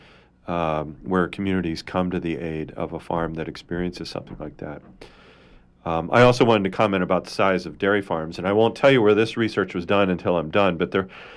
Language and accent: English; Indiana, United States; where I grew up in Indiana